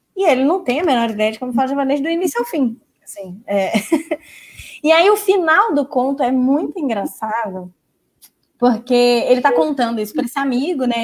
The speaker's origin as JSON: {"language": "Portuguese", "country": "Brazil", "said": "como brasileiros"}